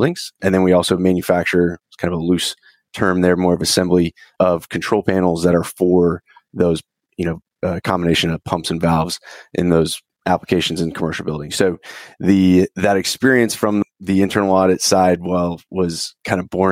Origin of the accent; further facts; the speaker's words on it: Houston, Texas, United States; born and raised in Houston, Texas, out on the west side of town